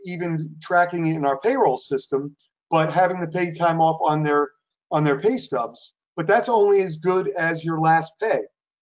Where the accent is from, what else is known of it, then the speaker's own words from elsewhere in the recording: New Jersey, United States; I'm born and raised in New Jersey